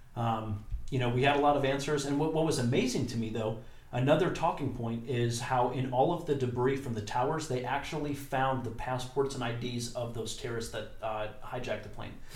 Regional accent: United States; We are the American people.

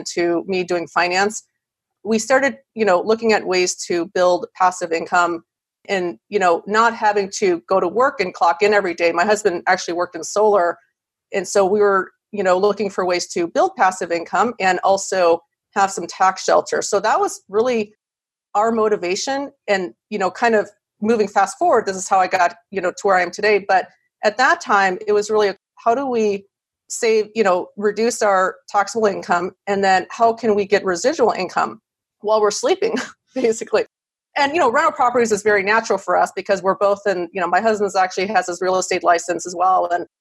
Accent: Wisconsin, United States; moved away as an adult; now in California, United States; So I'm originally from Wisconsin. I went to school there.

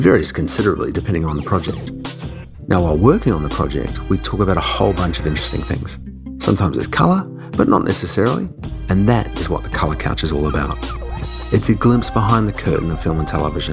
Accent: Auckland, New Zealand; moved away; I grew up in Auckland

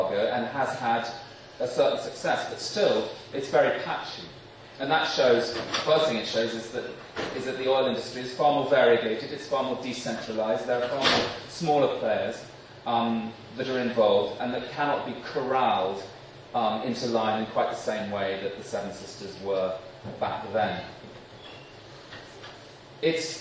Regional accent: London, United Kingdom; moved away as an adult; as a Brit

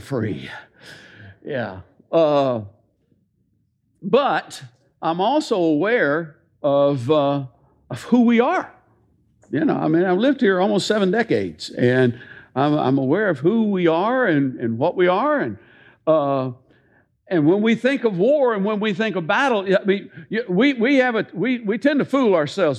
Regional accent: Tennessee, United States; I love being born and raised a Tennessean

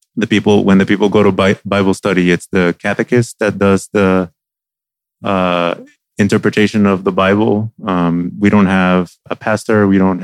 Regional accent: Puerto Rico; now in Virginia, United States; I use he, him. I am originally from Puerto Rico. I have been living in Virginia for the past 11 years

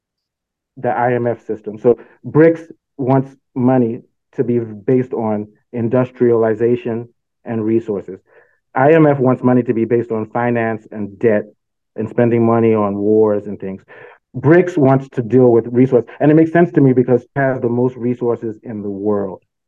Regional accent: Nigeria; also born or lived in South Africa; now in Northern Virginia, United States; I'm from Nigeria

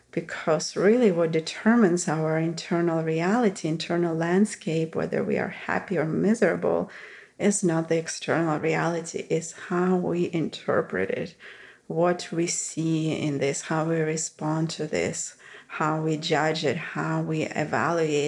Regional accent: Russia; moved away; growing up in Russia

